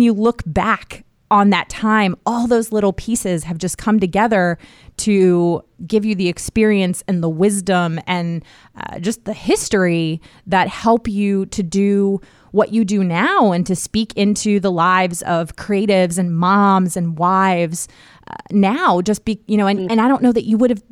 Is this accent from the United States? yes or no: yes; D.C., District of Columbia, United States; now in North Carolina, United States; I grew up outside of Washington, D.C.